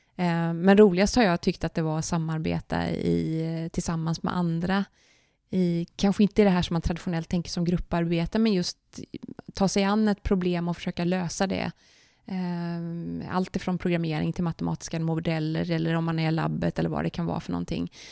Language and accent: Swedish; Kungsbacka, Halland County, Sweden; Jag är uppvuxen i Kungsbacka som ligger strax söder om Göteborg.